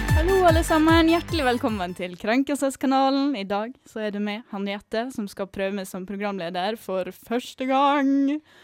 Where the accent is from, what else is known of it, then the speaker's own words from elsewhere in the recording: Western Norway, Norway; moved away; also born or lived in Østfold; Vi får jo ganske mange stygge ting kasta etter oss på Vestlandet òg.